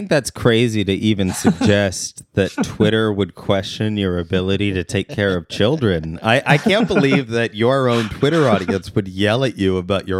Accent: Turkey; I grew up in Turkey. I didn't know it was wrong.

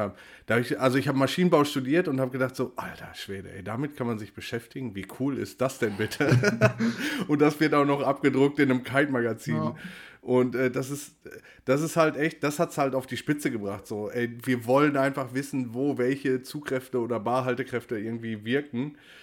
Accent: Ruhr area, North Rhine-Westphalia, Germany; ich komme aus dem Ruhrgebiet, wohne im Ruhrgebiet

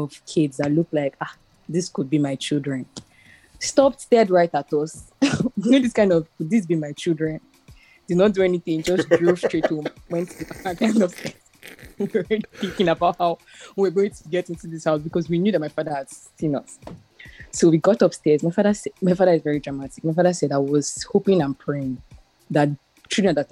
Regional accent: Lagos, Nigeria; we grew up in Surulere in Agoda

